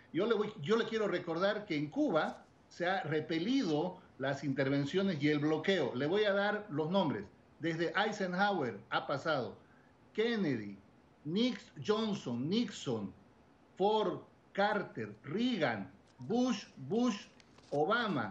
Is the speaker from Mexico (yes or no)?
no; Bolivia; En mi país